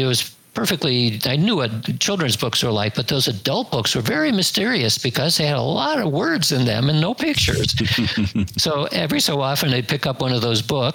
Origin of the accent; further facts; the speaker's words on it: United States; growing up in the United States from the 1950s to 1970s or so as my youth